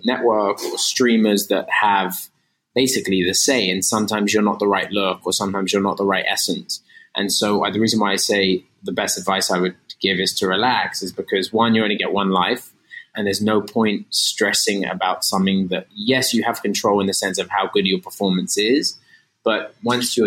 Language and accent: English; London, United Kingdom; moved away as an adult; now in United States; I'm from London